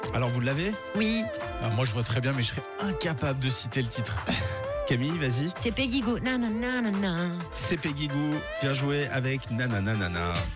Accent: Switzerland; chez nous, en Suisse

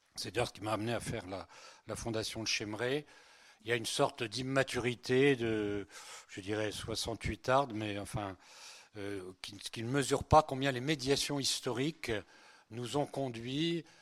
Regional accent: Breton, Brittany, France; French is a second language; also born or lived in Spain; Je suis, né, en Espagne et je suis breton

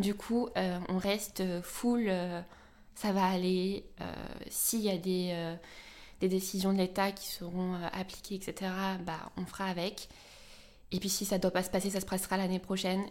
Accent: Orléans, Centre-Val de Loire, France; now in Paris, France; je suis née à Orléans, parisienne aujourd'hui, mais pour plus très longtemps.

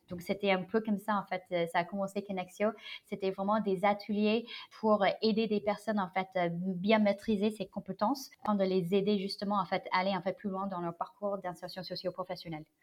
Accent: United States; French is a second language; moved away as an adult; also born or lived in China; now in Paris, France; je suis née en Chine, j'ai grandi aux États-Unis.

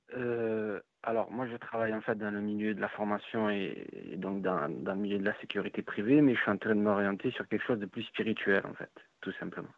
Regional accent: Bouches-du-Rhône, Provence-Alpes-Côte d'Azur, France; Je suis des Bouches-du-Rhône

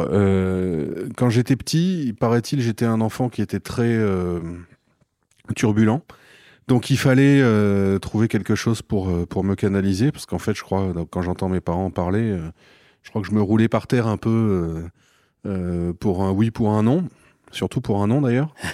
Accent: Lille, Hauts-de-France, France; je suis trompettiste, euh, je suis originaire de Lille, dans le nord de la France.

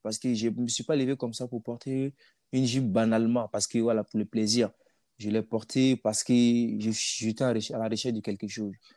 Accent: Burkina Faso; moved away; mon pays d'origine

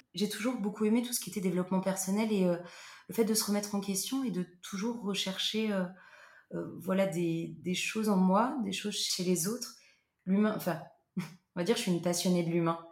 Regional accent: Loir-et-Cher, Centre region, Centre-Val de Loire, France; moved away as an adult; also born or lived in Paris / Basque Country; now in Bordeaux, France; je suis originaire de région centre du Loir-et-Cher où j'ai vécu pendant 18 ans

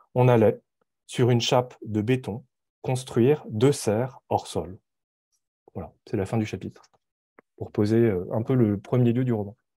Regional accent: France; moved away as an adult; now in Montreal, Canada; je suis, euh, d'origine coréenne, je suis né en France

